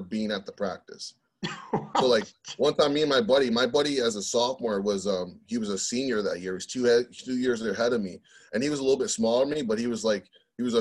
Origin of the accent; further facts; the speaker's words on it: Florida, United States; I grew up in Florida